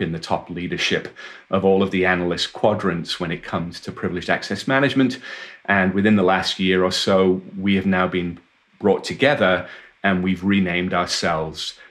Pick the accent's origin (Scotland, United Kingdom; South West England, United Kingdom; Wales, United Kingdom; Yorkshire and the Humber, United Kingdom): Wales, United Kingdom; I was born and raised in Wales in the United Kingdom, and I went to university there